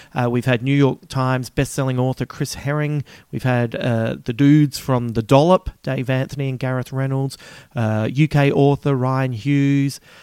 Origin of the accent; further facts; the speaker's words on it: Australia; accent: Aussie; my Aussie accent